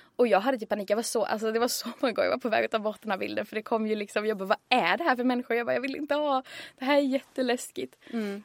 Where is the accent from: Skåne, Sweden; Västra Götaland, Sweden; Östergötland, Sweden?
Skåne, Sweden; Örkelljunga; moved away as an adult; now in Stockholm, Sweden; Örkelljunga där jag kommer ifrån